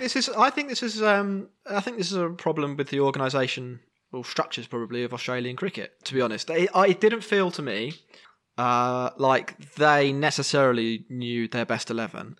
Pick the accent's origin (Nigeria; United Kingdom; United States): United Kingdom; England; we are all English